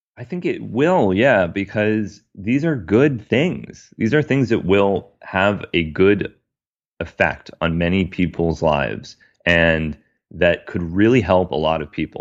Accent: United States; as a American

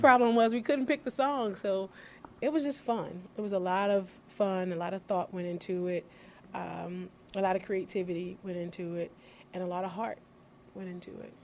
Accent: Washington, District of Columbia, United States; born and raised in Washington, D.C.

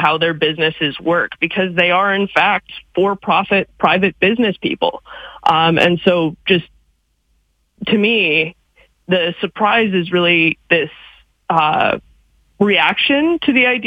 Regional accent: Canada

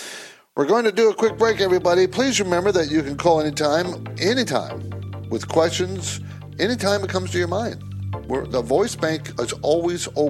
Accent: San Diego, California, United States; I grew up in San Diego.

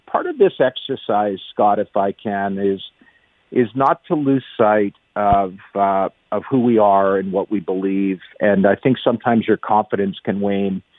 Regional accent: Canada; being Canadian

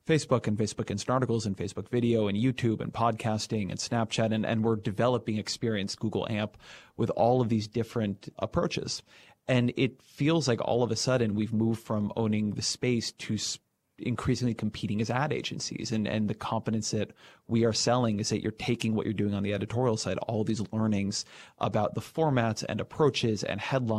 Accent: California, United States; I grew up in Orange County, so the LA Times or the OC Register

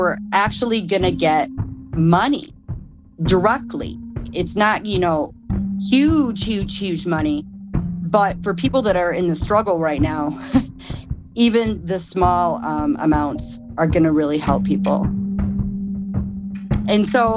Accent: Kalamazoo, Michigan, United States; I'm 42, and I'm from Kalamazoo, Michigan.

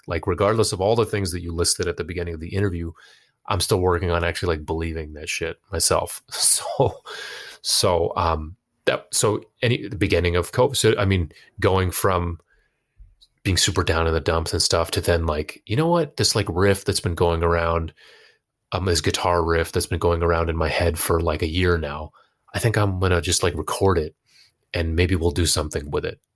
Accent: United States; also born or lived in Pakistan; now in Boston, United States; to cement an identity as a, a Pakistani American that was independent of my family

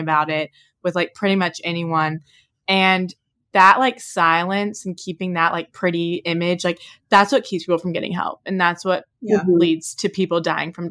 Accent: Oxford, Mississippi, United States; we grew up like in Oxford, like we said, where drinking was so normal

